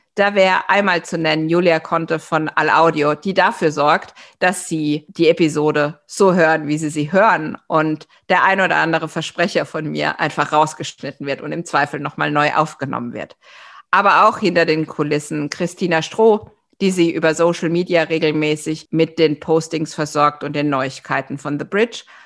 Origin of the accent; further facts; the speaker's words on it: Germany; als Deutsche